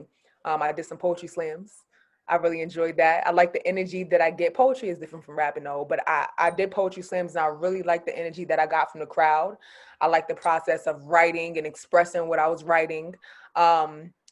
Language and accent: English; New York City, New York, United States; also born or lived in San Diego; I'm from Queens. I'm from Far Rockaway, Queens, New York.